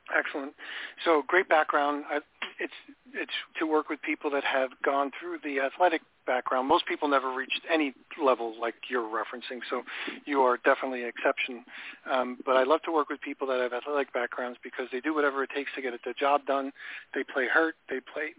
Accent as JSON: {"language": "English", "region": "New York", "country": "United States", "tie": "born or raised there", "moved": "yes", "said": "I grew up in New York"}